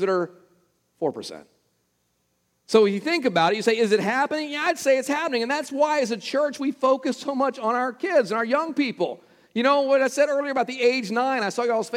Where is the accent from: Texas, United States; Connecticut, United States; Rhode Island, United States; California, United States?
Texas, United States; close to my hometown in Texas